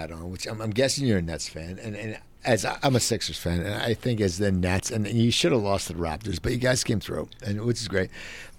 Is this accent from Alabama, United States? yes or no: no; Cherry Hill, New Jersey, United States; I grew up in South Jersey in Cherry Hill, but it's all Jews.